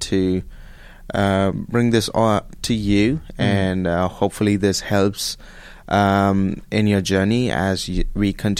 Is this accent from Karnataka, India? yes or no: yes; Bengaluru, Karnataka, India; moved away as an adult; now in Abilene, United States; I am from India, from a city called